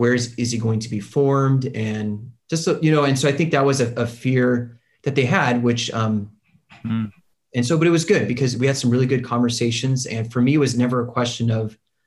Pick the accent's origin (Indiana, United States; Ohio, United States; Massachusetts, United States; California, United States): California, United States; Ventura County; also born or lived in Wisconsin; So I grew up in Ventura County, which is just north of Los Angeles.